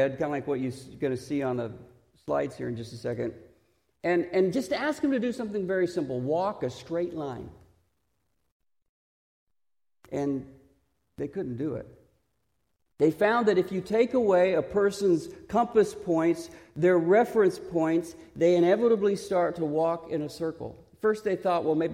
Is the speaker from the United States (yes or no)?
yes; Texas, United States; accent: Texas; my Texas accent